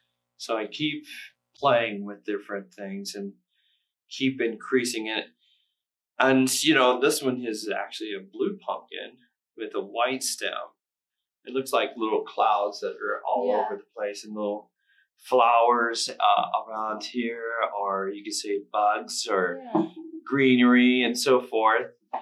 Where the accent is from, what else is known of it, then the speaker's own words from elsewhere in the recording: Circleville, Ohio, United States; because I'm from Circleville, Ohio.